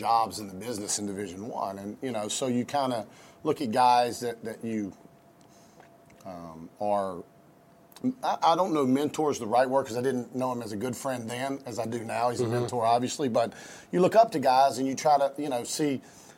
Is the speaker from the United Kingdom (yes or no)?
no; North Carolina, United States; moved away; I grew up in North Carolina as well